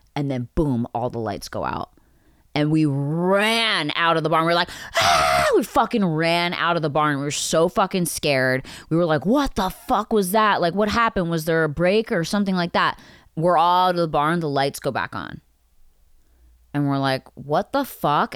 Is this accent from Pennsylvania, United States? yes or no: yes; Pennsylvania, United States; I grew up in Pennsylvania